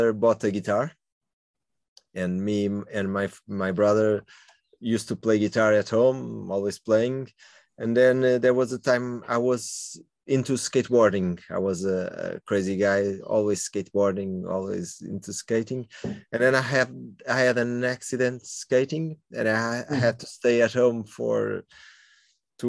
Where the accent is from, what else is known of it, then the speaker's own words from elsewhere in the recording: Lisbon, Portugal; I grew up in Lumiar. It's okay, in the north part of Lisbon. And I was born in the center of Lisbon